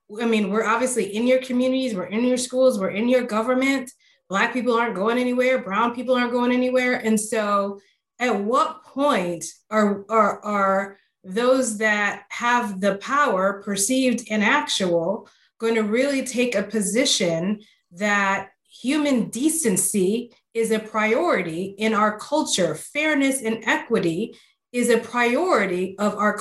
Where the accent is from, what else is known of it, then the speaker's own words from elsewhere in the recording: Chicago, Illinois, United States; now in Austin, United States; I'm from Chicago, and so my transition to Austin has been quite interesting.